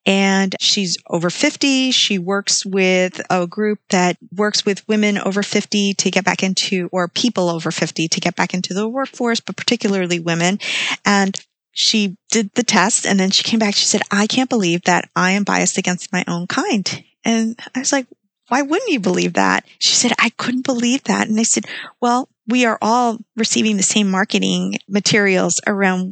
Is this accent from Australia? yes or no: no; Guatemala; moved away; I was born in Guatemala